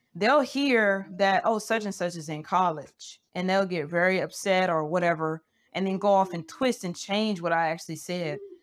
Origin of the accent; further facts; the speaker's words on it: Montgomery, Alabama, United States; I'm from Montgomery, Alabama